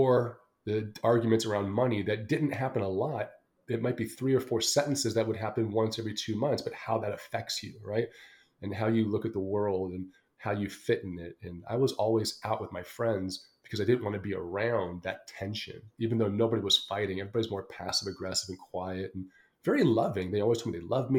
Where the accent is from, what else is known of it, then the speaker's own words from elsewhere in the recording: Los Angeles, California, United States; moved away as an adult; also born or lived in London; I was born and raised in Los Angeles, California